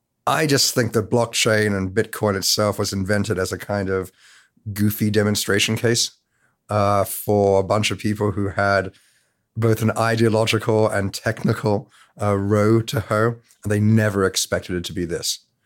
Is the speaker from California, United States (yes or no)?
yes; California, United States; because despite the accent, I'm from the Bay Area.